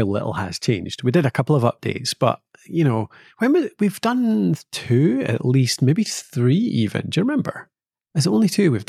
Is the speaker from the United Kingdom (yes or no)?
yes; Scotland, United Kingdom; It's what we have to do as Scottish people. Like, yeah, our summers are so short